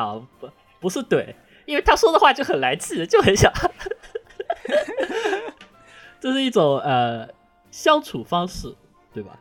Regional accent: southern China, China; accent: southern accent; 他们觉得我的南方口音很严重

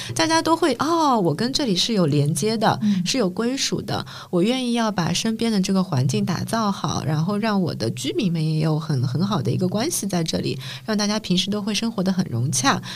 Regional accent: Shanghai, China; 我们刚刚三个都是本地人的视角嘛

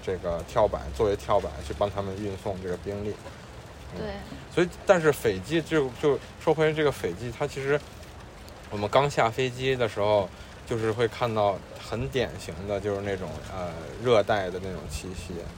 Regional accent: Beijing, China; 我们作为两个土生土长的北方人嗯，对，楠姐是天津，我是在北京

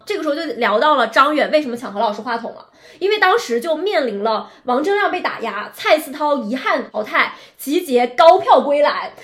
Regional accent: Shenzhen, Guangdong, China; 因为我们是在深圳长大的嘛，

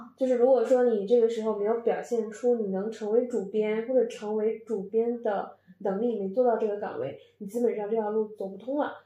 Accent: Northeast China, China; moved away as an adult; now in Beijing, China; 我是一个东北人

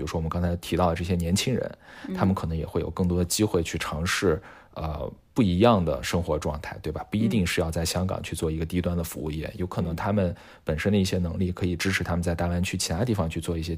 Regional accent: China; 是深深的刻在每一个中国人的骨子里面的。这一点，其实我认为是我们中国人的核心信仰。

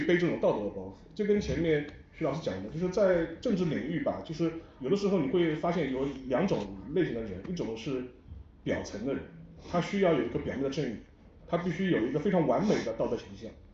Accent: China; 因为我们中国人看待基辛格的时候

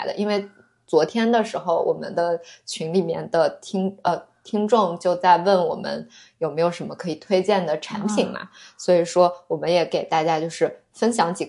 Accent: Yuncheng, Shanxi, China; 就我是山西的嘛，那我们山西运城的苹果

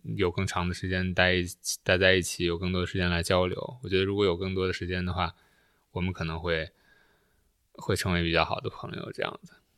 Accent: China; moved away as an adult; also born or lived in Canada; 在国内的时候就关注，关注国内的东西

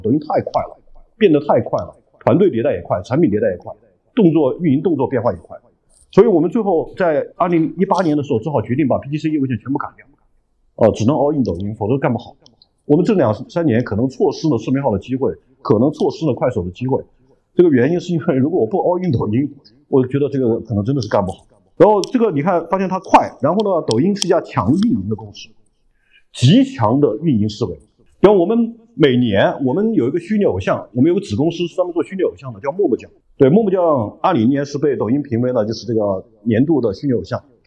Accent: Hunan, China; 也是我，湖南人

